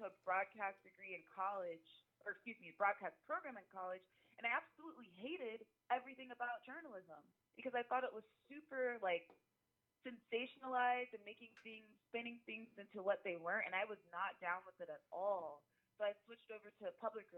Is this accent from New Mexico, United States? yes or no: no; Tampa, Florida, United States; moved away as an adult; now in Las Vegas, United States; I'm from Tampa, Florida. I came to Las Vegas in 2016